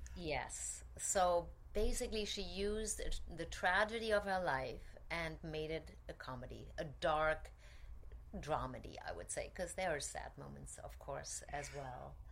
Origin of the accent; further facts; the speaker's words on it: Germany; moved away as an adult; also born or lived in Cologne / Zurich / Paris / Vienna; now in New York, United States; I grew up in Germany